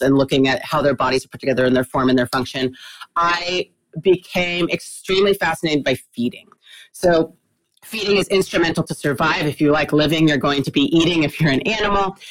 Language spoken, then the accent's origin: English; Texas, United States; I am Texan, grew up, born and raised in Texas.